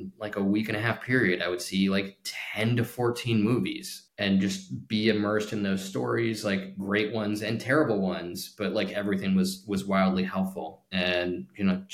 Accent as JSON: {"language": "English", "town": "Palm Springs", "region": "California", "country": "United States", "tie": "born or raised there", "said": "I was really lucky to grow up there. In Palm Springs"}